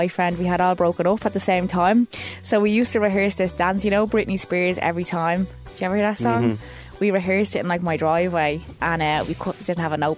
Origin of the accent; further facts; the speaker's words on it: Dublin, Leinster, Ireland; I grew up in Clondalkin in a place called Neilstown, and I grew up there all my life.